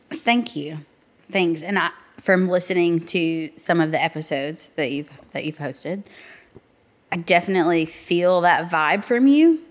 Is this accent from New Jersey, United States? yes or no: no; North Little Rock, Arkansas, United States; I'm actually from North Little Rock